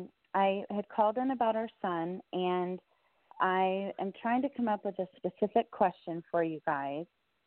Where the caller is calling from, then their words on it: San Antonio, Texas, United States; I'm calling from San Antonio.